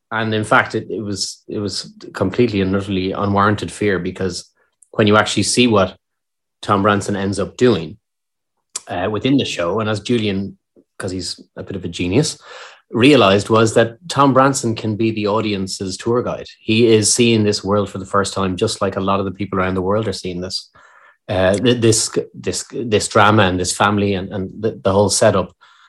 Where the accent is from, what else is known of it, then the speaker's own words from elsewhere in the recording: Ireland; accent: Irish; being an Irish actor in the UK